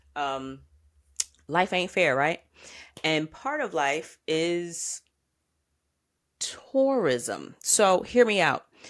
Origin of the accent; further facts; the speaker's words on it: United States; I'm American